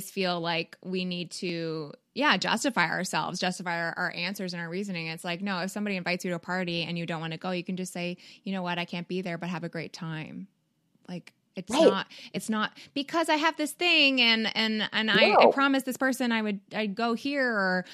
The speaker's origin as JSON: {"language": "English", "country": "Canada", "moved": "yes", "said": "I'm from Canada"}